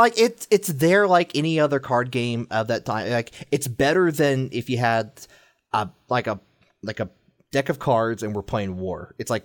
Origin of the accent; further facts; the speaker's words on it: Midwest, United States; But I'm from the mid part of the Midwest.